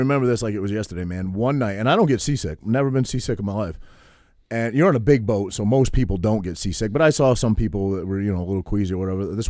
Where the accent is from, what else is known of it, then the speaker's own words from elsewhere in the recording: Cherryfield, Maine, United States; Little town called Cherryfield near Bar Harbor. I tell most people I'm from Bar Harbor just because it's an easier conversation.